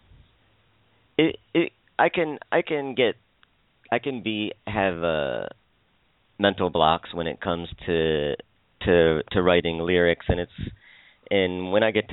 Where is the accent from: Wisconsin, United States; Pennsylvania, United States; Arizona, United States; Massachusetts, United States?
Pennsylvania, United States; Philadelphia; I'm from Pennsylvania, the suburbs of Philadelphia